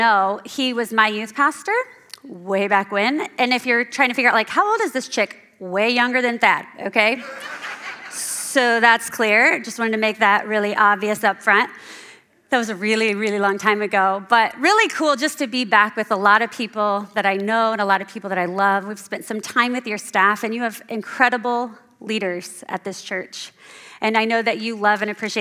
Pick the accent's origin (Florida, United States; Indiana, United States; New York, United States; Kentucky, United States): Indiana, United States; Central; moved away as an adult; now in Hudsonville, United States; I'm from Central Indiana, and about a year ago, our family moved to Hudsonville